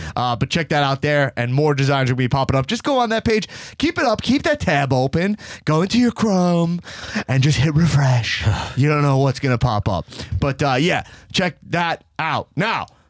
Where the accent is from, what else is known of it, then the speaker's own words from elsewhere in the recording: New York City, New York, United States; In New York City, in your fucking home turf, my hometown